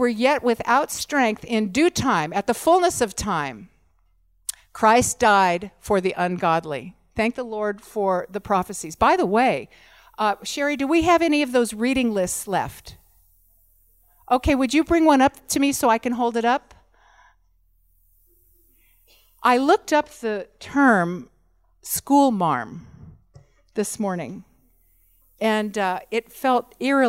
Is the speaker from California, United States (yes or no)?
yes; California, United States; moved away; I'm from California